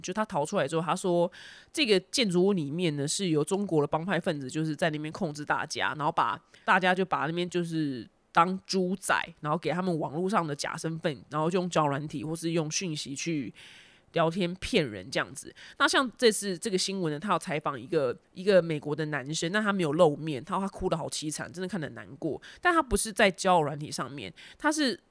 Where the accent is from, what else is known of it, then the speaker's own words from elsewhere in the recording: Taiwan; accent: Taiwanese; now in United States; 我在台湾的家里面